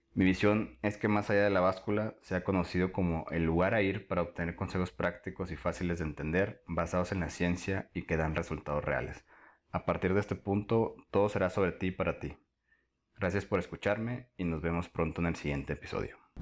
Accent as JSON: {"language": "Spanish", "town": "Tampico", "region": "Tamaulipas", "country": "Mexico", "moved": "yes", "lives_now": "Guadalajara, Mexico", "said": "Soy de Tampico, Tamaulipas, pero actualmente vivo en Guadalajara."}